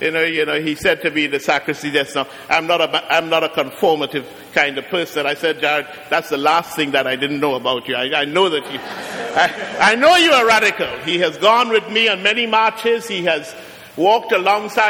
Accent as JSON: {"language": "English", "country": "Trinidad & Tobago", "also_born_or_lived": "Brooklyn, New York", "moved": "yes", "lives_now": "Trenton, United States", "said": "I'm from Trinidad"}